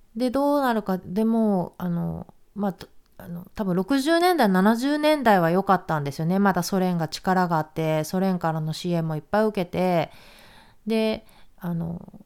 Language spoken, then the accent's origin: Japanese; Japan; 私は日本に生まれたけども